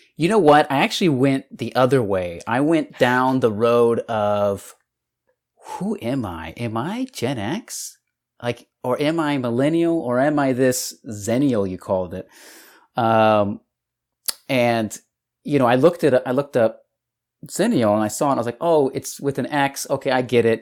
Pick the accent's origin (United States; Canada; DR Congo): United States; El Paso, Texas; moved away; Texas, from El Paso, Texas